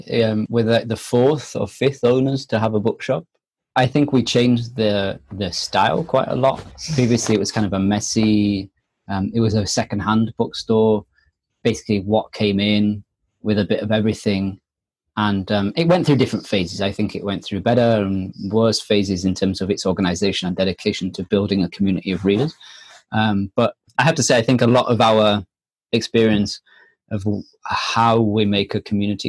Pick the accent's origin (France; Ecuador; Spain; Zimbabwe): France; moved away; We came from France and, you know, we came here on a whim.